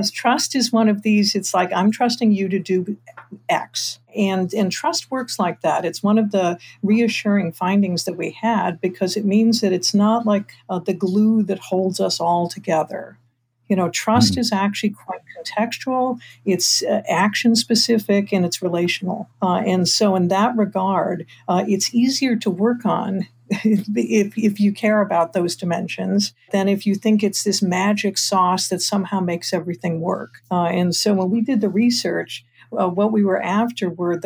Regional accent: Detroit, Michigan, United States; I'm from Detroit

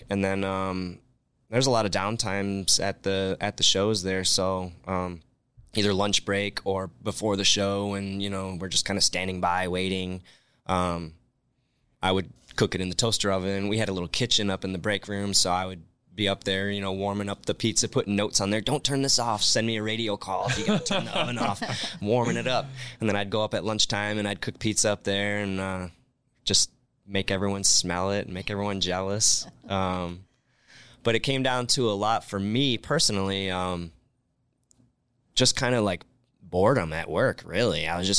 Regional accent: Rockford, Illinois, United States; now in Las Vegas, United States; Well, growing up in Rockford, Illinois, like I said, we were just a tavern style town for the most part.

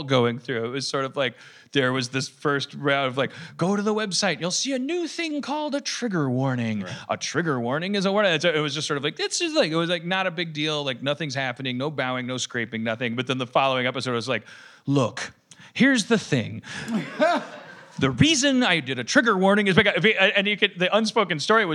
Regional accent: Wisconsin, United States; I'm from Wisconsin

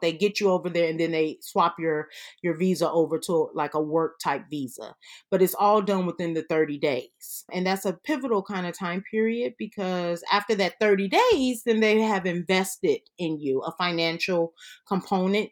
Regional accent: Chicago, Illinois, United States; moved away as an adult; also born or lived in Atlanta / California; So, I'm originally from Chicago. Our family's from up there.

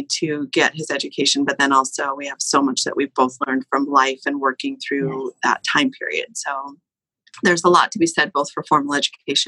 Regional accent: La Conner, Washington, United States; also born or lived in Bellingham; I was raised in Laconer and graduated from Laconer High School

